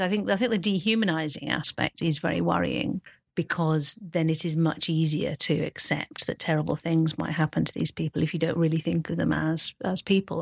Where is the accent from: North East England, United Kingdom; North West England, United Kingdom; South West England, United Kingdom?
South West England, United Kingdom; the Cotswolds, near Stroud; I mainly grew up in the Cotswolds, in a little village near Stroud